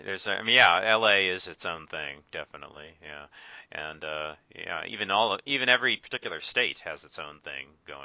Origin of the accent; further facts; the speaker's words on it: Orange County, California, United States; also born or lived in Thousand Oaks; I grew up in Orange County, which is uh, you know Anaheim